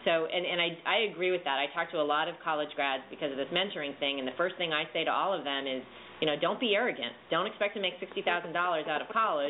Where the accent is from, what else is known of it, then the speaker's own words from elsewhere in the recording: California, United States; Now, we're from California, so we probably have a slightly slanted view.